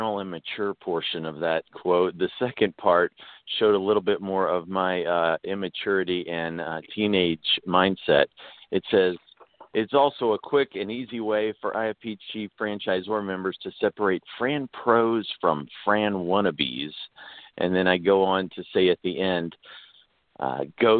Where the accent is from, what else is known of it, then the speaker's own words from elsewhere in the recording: Houston, Texas, United States; If you go back to fourth grade, I was growing up in Houston